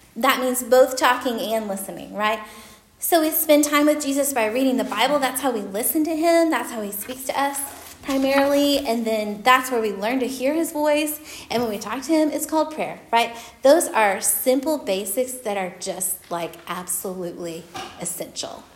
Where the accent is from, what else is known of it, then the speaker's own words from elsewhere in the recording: Oklahoma, United States; moved away; I'm from Oklahoma